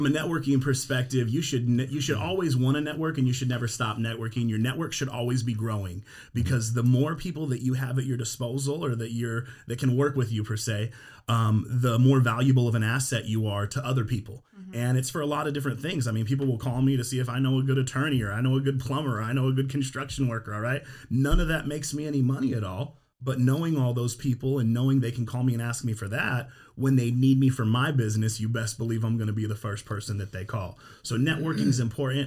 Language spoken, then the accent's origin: English; Vista, California, United States; born or raised there